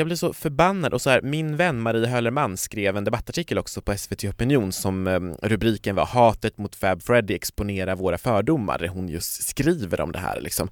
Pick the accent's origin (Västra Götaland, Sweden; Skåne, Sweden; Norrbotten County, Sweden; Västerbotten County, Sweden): Norrbotten County, Sweden; Kiruna; jag kommer från Kiruna